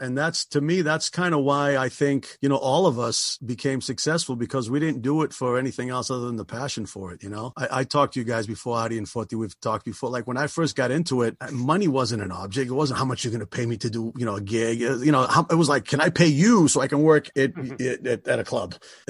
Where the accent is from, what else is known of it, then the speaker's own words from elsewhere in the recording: Lynn, Massachusetts, United States; I am from Lynn, Massachusetts, right? Sin City, Lynn, City of Sin.